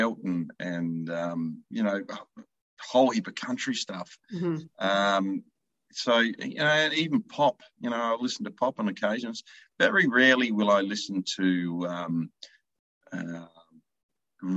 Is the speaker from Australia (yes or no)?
yes; Kapunda, South Australia, Australia; my hometown, of course, in Kapunda in South Australia